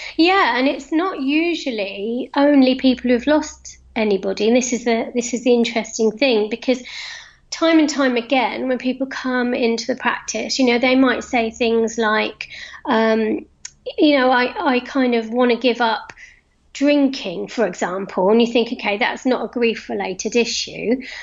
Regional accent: London, United Kingdom; moved away as an adult; now in Cotswolds, United Kingdom; I moved from London. I was a Londoner, and I still am a Londoner, but I moved from London to the Cotswolds to live about 10 years ago.

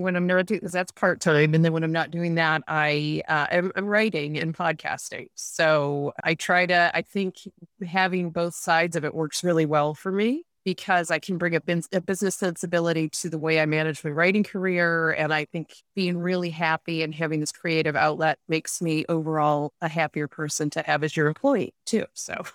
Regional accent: Rochester, New York, United States; born or raised there; moved away as an adult; also born or lived in Vienna / Munich

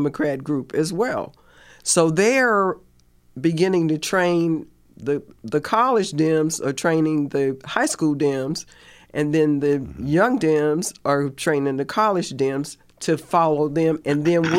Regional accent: United States; now in Indiana, United States; I grew up in Virginia, North Carolina

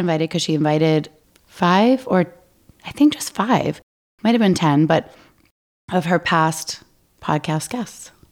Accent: Maine, United States; I grew up in Maine. We had Fickies.

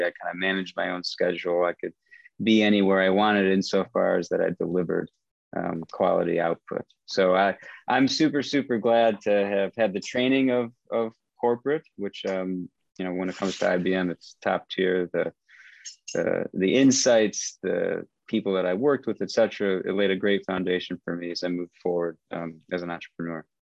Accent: Michigan, United States; moved away as an adult; also born or lived in Vietnam / San Francisco; I grew up in Michigan um, studied economics philosophy

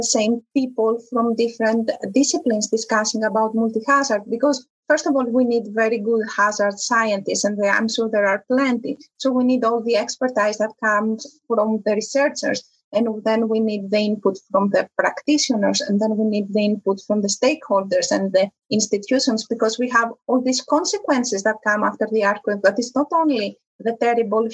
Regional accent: Greece; moved away; also born or lived in Italy; I come from Greece. I was in Italy

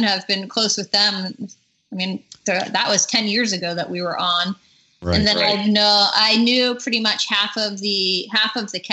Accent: East Coast, United States; I'm from the East Coast

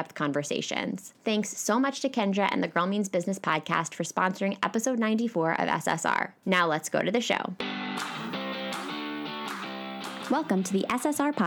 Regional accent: Pennsylvania, United States; now in New York, United States; I'm moving back to my home state of Pennsylvania in 3 days

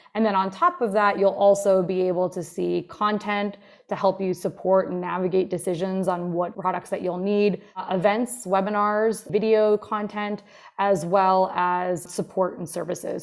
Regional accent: Jersey Shore, New Jersey, United States; also born or lived in Montclair, New Jersey; I grew up here on the Jersey Shore

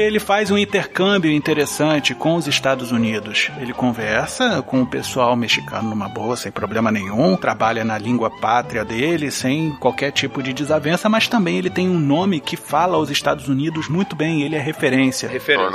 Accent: Brazil

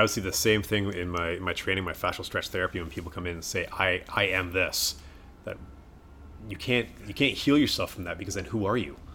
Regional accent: Canada; also born or lived in Wales; we came to Canada when I was three, hence the thick accent

